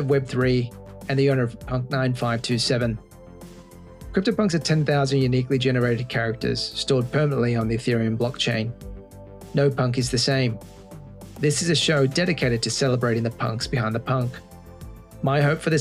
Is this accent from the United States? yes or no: no; Australia; moved away; being Australian, just having headed back there over the summer